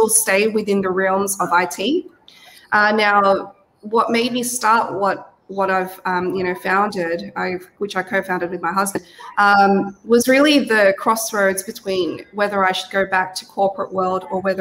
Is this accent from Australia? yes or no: yes; Australia; accent: Aussie; also born or lived in Cavite City, Philippines; born in the Philippines. So I was born in Cavite City, but I came here to Australia when I was five years old. So I was pretty much raised here.